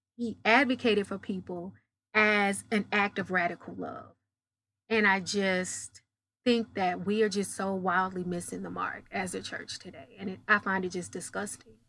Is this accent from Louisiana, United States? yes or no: no; Dallas, Texas, United States; I'm from Dallas, Texas. I'm a country girl, uh, masquerading as a city slicker